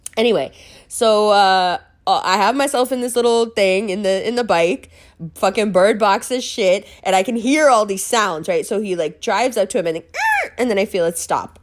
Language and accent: English; New York, United States; accent: American; I grew up in New York.